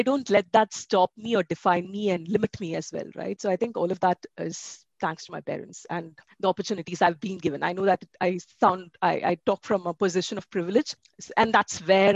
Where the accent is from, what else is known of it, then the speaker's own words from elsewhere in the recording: Bangalore, Karnataka, India; also born or lived in Ahmedabad; my hometown, which is in Bangalore